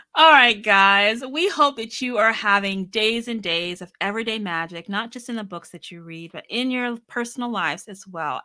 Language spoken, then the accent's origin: English; Annapolis, Maryland, United States; I'm from Annapolis, Maryland